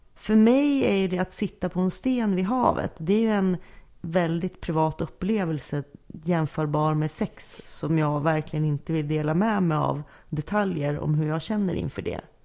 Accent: Norrland, Sweden; jag är uppvuxen i Norrland med, med släkt från inlandet

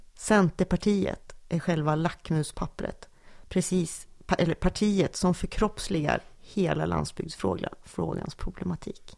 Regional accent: Sundsvall, Västernorrland County, Sweden; att komma från Sundsvall

